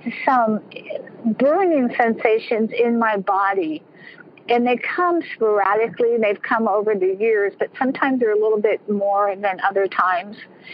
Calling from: California, United States; From California.

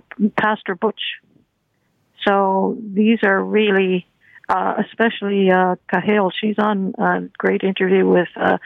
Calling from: Toronto, Ontario, Canada

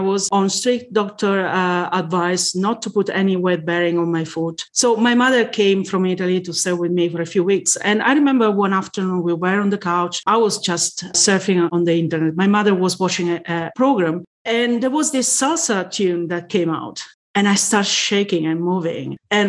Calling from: Reading, South East England, United Kingdom; I'm calling from Reading, UK.

